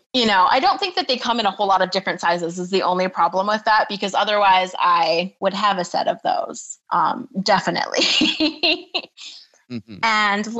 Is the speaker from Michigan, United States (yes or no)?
yes; Michigan, United States; now in Hawaii, United States; not as much now that I live in Hawaii, mm-hmm. but I'm from Michigan originally, so I know what cold is.